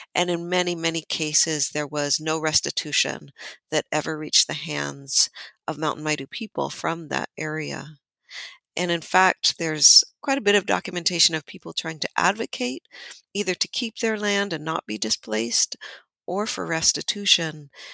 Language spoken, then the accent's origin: English; Amador County, Northern California foothills, United States; I was born and raised in Miwok Country in Amador County in the Northern California foothills.